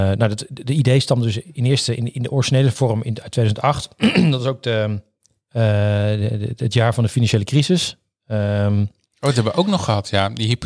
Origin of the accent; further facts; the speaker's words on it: Assen, Drenthe, Netherlands; also born or lived in Groningen; Dus ik ben ah. geboren in Groningen, opgegroeid in Assen.